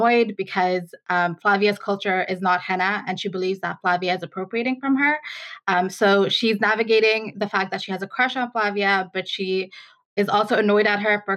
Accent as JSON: {"language": "English", "country": "Ireland", "tie": "born or raised there", "also_born_or_lived": "Bangladesh", "said": "So I'm from Bangladesh originally. That's where I was born. And I moved to Ireland when I was 10 years old, and I've been living here ever since"}